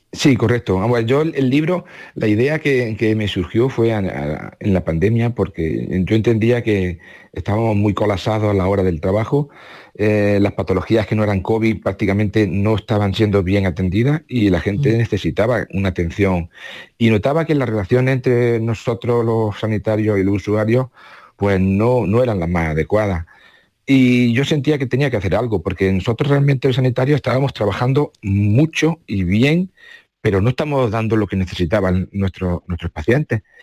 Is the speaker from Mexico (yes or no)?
no; Córdoba, Andalusia, Spain; moved away as an adult; now in Baeza, Spain; aunque yo nací en Córdoba